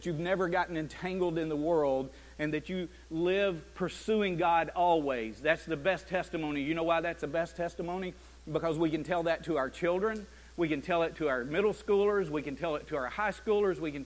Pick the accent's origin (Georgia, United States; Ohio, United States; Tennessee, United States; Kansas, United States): Tennessee, United States; Chattanooga; I'm from Chattanooga